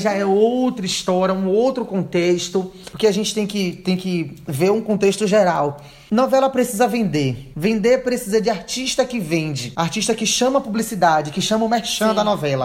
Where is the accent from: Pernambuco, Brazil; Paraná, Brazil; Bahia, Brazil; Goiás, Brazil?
Bahia, Brazil; accent: Bahian; baiano fala é assim. Beleza, a gente fala nosso sotaque